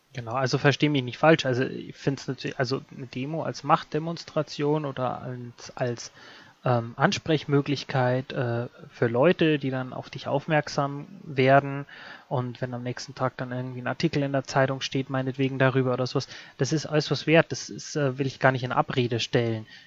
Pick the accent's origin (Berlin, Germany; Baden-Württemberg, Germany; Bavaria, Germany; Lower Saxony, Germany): Bavaria, Germany; Mir in Bayern